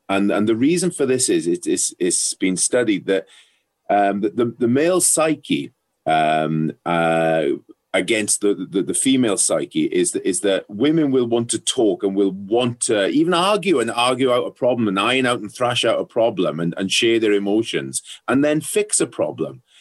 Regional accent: South Wales, United Kingdom; growing up in South Wales, um, rugby was a religion, still is

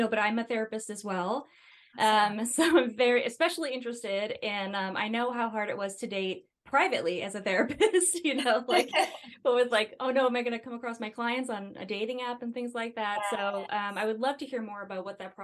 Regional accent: Connecticut, United States; I grew up in Connecticut

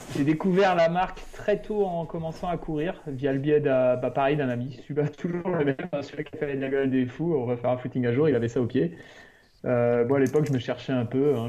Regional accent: France; on est français

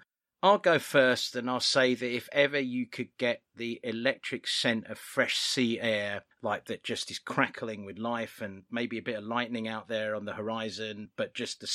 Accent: United Kingdom; I'm British.

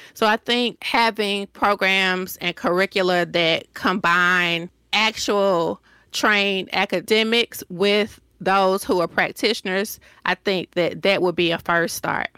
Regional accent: Decatur, Georgia, United States; accent: Southern; moved away as an adult; also born or lived in Hampton, Virginia; now in Washington, DC, United States; I am from Decatur, Georgia.

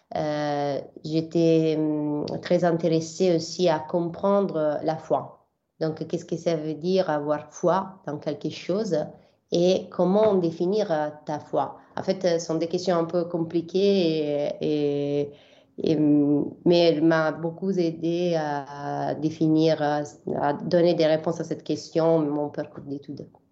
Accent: Bari, Apulia, Italy; French is a second language; moved away as an adult; also born or lived in Milan / Jerusalem; je suis partie d'Abari, qui c'est ma ville d'origine. Donc, euh, je viens de l'Épouille, du sud de l'Italie

